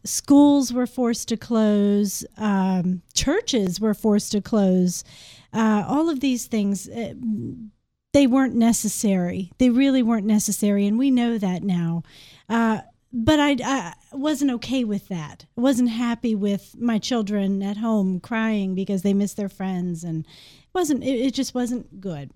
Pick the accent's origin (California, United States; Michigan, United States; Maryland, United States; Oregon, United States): Maryland, United States; moved away as an adult; now in Shepherdstown, United States; I grew up in Maryland